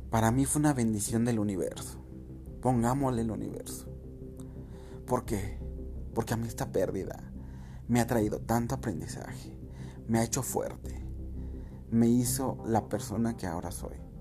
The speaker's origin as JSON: {"language": "Spanish", "country": "Mexico", "said": "nosotros como mexicanos"}